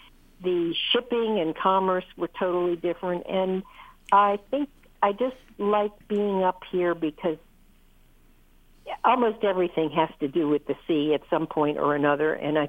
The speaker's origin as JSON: {"language": "English", "town": "Boston", "region": "Massachusetts", "country": "United States", "tie": "born or raised there", "also_born_or_lived": "Chesapeake Bay region", "moved": "yes", "lives_now": "Maine, United States", "said": "I grew up in Boston, so I kind of consider myself a New Englander coming back home."}